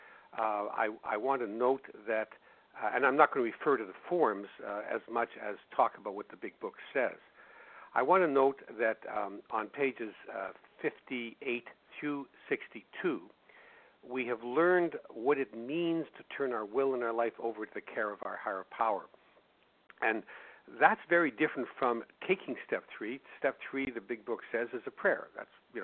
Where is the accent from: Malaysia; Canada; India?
Canada; Winnipeg, Manitoba; my hometown of Winnipeg, Canada